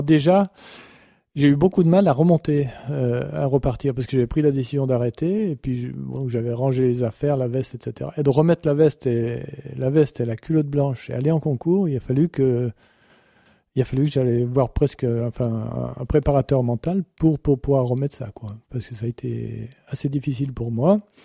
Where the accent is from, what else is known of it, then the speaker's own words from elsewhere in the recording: France; je suis français